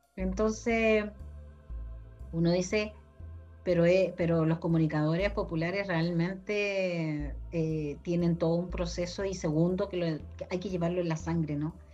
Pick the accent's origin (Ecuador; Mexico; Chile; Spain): Chile; somos bien pauteados como chilenos